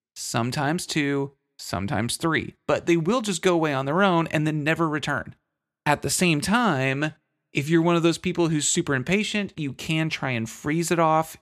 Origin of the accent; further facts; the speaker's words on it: Texas, United States; I'm from Texas